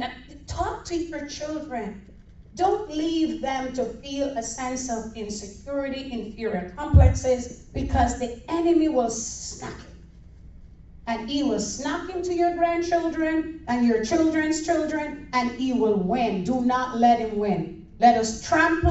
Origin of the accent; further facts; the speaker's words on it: Jamaica; now in Florida, United States; I'm from Jamaica